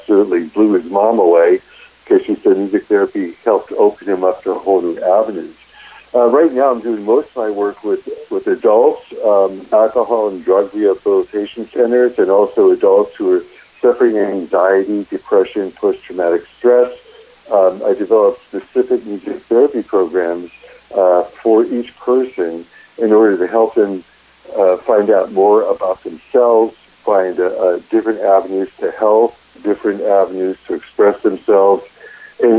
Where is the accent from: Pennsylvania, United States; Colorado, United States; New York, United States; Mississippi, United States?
Pennsylvania, United States; Erie; moved away as an adult; also born or lived in Tallahassee, Florida / Louisiana / Los Angeles, California; I grew up in Erie, Pennsylvania